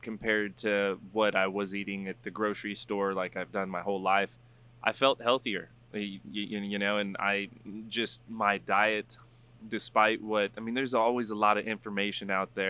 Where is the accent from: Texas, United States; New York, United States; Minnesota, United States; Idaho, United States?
Texas, United States; San Antonio; moved away as an adult; now in Oregon, United States; born and raised in San Antonio, went to college, came back, did real estate for about 4 years here